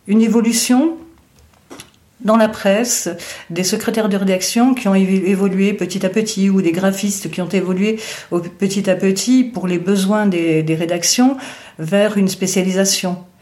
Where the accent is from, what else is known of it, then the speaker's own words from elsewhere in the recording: Arles, Provence-Alpes-Côte d'Azur, France; also born or lived in Indian Ocean / Lorraine; je suis née dans l'océan Indien, j'ai grandi une partie de mon enfance en Lorraine et ensuite à Arles.